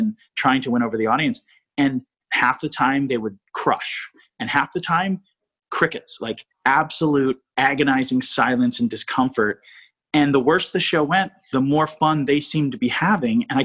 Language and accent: English; East Coast, United States; I'm from the East Coast